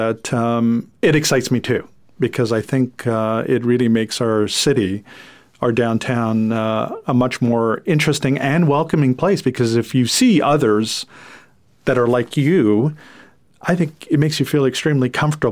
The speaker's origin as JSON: {"language": "English", "country": "Canada", "first_language": "French", "second_language": "English", "said": "English is my second language. I'm French-Canadian"}